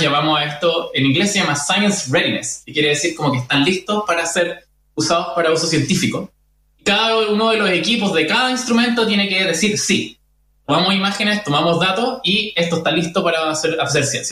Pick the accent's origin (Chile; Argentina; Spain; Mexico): Chile; nosotros como, como, chilenos